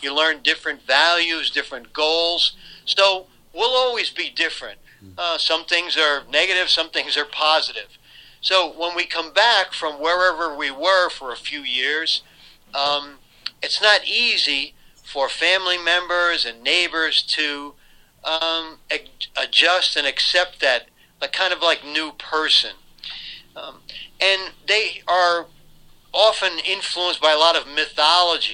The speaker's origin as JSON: {"language": "English", "town": "Troy", "region": "New York", "country": "United States", "tie": "born or raised there", "said": "near my hometown of Troy"}